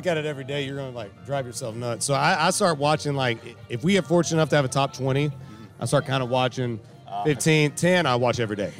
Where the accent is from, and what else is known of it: Central Florida, United States; born or raised there